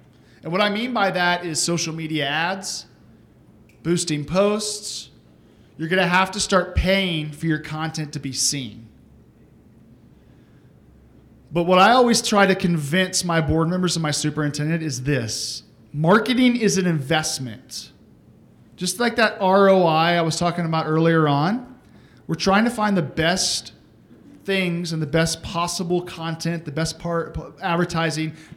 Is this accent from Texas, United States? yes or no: yes; Texas, United States; I'm from Texas